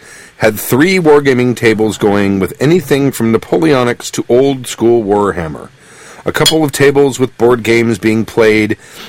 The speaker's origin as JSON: {"language": "English", "country": "United Kingdom", "said": "A little background first. I'm a Brit."}